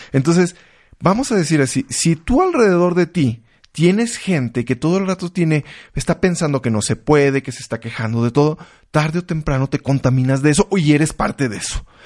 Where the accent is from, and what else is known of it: Mexico